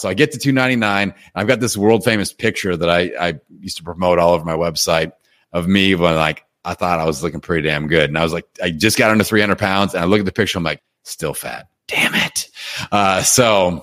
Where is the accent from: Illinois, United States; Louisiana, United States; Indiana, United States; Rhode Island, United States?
Indiana, United States; I'm from Indiana, and I always played basketball growing up.